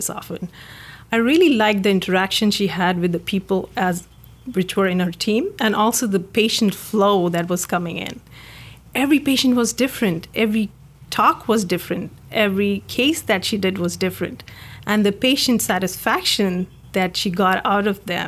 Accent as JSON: {"language": "English", "country": "India", "tie": "born or raised there", "moved": "as an adult", "lives_now": "United States", "said": "I grew up in India"}